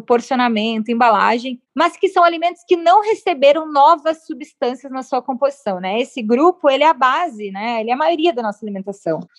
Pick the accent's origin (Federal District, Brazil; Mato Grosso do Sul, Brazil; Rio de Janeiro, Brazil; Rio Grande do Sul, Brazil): Rio Grande do Sul, Brazil; Porto Alegre; Porto Alegre, que é a cidade onde eu nasci